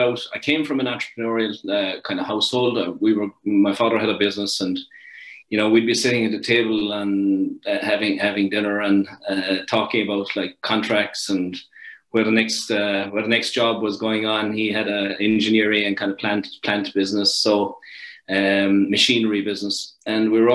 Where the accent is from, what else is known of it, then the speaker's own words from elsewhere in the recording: Ireland; moved away as an adult; now in Canada; I'm from a little place called Garryvaugh down the southern coast of Ireland, right smack in the middle of the south coast, a couple of minutes from the sea. So it was a great place to grow up.